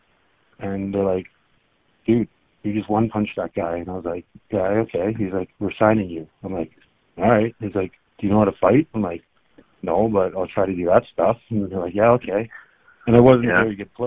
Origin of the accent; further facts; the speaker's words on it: Milton, Ontario, Canada; I grew up in Milton, Ontario, just outside of Toronto